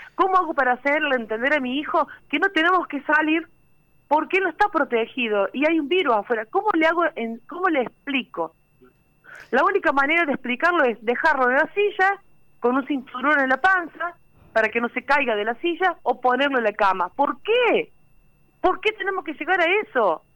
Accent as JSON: {"language": "Spanish", "town": "Villa María", "region": "Córdoba", "country": "Argentina", "said": "Yo soy de Villa María"}